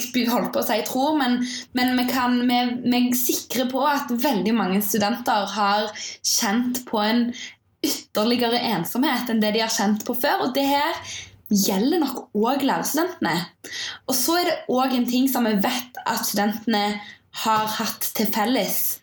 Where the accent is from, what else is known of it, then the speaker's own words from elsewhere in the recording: Stavanger, Rogaland, Norway; moved away as an adult; also born or lived in Bergen; now in Oslo, Norway; jeg kommer fra Stavanger.